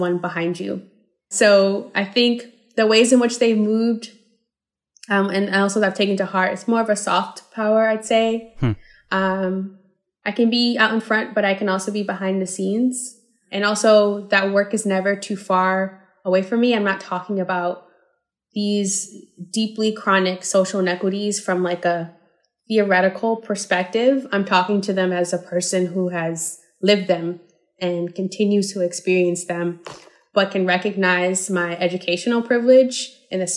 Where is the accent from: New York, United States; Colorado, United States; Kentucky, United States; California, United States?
New York, United States; New York City; now in San Francisco, United States; I am originally from New York City. I was born in the South Bronx and I was raised in Harlem